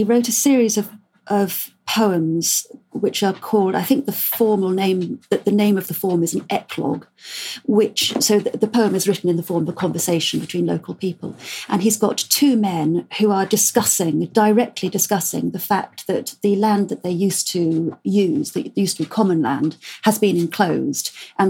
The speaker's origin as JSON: {"language": "English", "region": "South West England", "country": "United Kingdom", "said": "I'm Cornish myself, even though I completely lost the accent."}